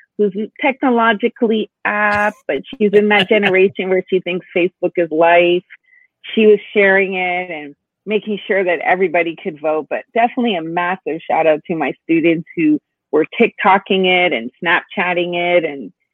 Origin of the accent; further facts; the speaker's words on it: Montreal, Quebec, Canada; I was born and raised in Montreal, Quebec, Canada.